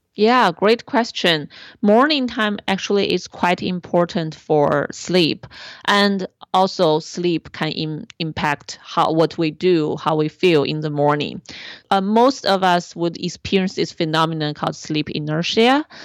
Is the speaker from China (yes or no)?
yes; China; born or raised there; moved away